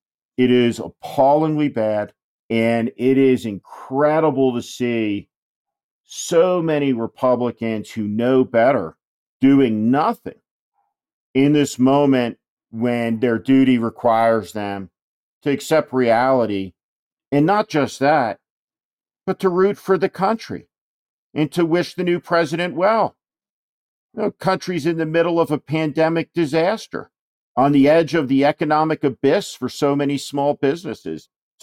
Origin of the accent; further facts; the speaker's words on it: New Jersey, United States; strategist who helped Governor Chris Christie win in the notoriously Democratic state of New Jersey, my home state also.